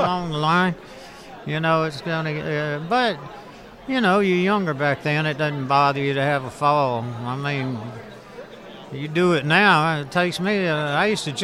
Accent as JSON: {"language": "English", "region": "South Carolina", "country": "United States", "tie": "born or raised there", "moved": "yes", "said": "where I grew up in South Carolina"}